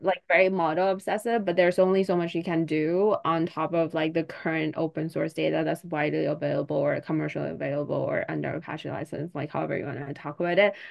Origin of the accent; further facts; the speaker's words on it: China; I'm from China